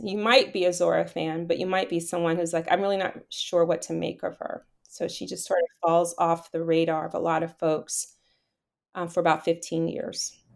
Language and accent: English; Miami, Florida, United States; moved away; also born or lived in New York; the way in which I was raised in Miami, so, you know, have that Bahamian side